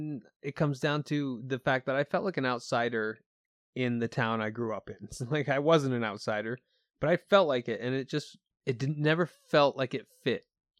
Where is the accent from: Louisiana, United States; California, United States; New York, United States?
New York, United States; Keysville; But that was what living in Keysville, New York was like growing up. And, you know, I say that I grew up in New York State, and people immediately think it's the metropolis, but it ain't. It's as rural as it gets.